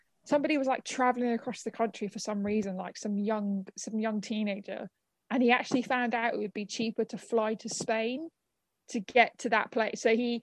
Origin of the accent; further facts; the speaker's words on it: London, United Kingdom; as a Londoner